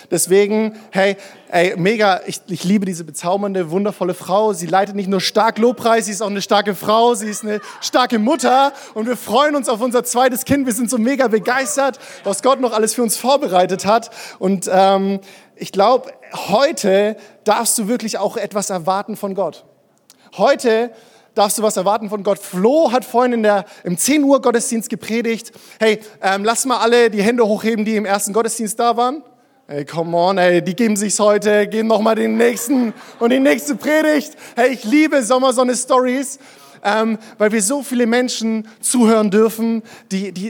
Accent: Würzburg, Bavaria, Germany; Ich bin in Würzburg groß geworden, bin da in eine Kirche gegangen.

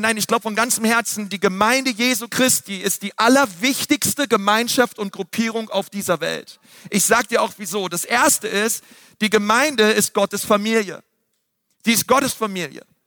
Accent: Berlin, Germany; ich bin in Berlin aufgewachsen

